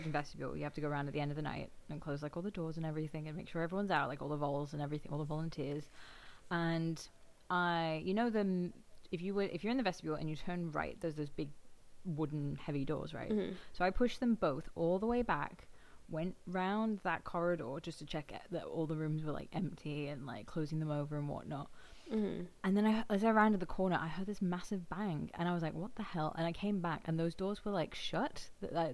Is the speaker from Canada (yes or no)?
no; England, United Kingdom; accent: English; moved away; also born or lived in Australia; I've always had an English accent